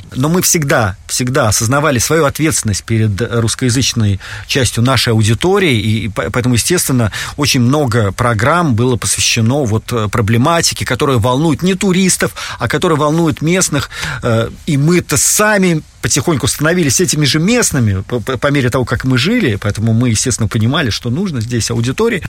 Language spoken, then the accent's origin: Russian; Saint Petersburg, Russia; moved away as an adult; now in Helsinki, Finland; Я родился в Санкт-Петербурге, ну, тогда еще в Ленинграде.